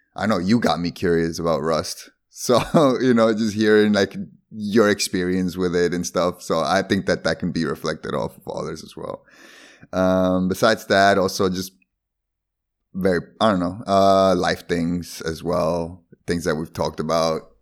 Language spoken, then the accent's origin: English; Bolivia; English is a second language; also born or lived in Sweden; now in Netherlands; Not Spanish, Spanish, but born in Bolivia.